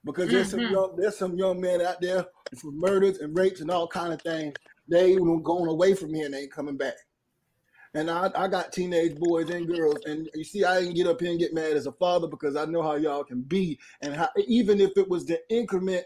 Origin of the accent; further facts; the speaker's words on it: North Carolina, United States; now in Sacramento, United States; I'm from North Carolina.